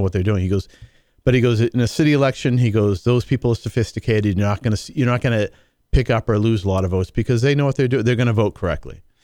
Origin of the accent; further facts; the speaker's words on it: New England, United States; I'm from New England.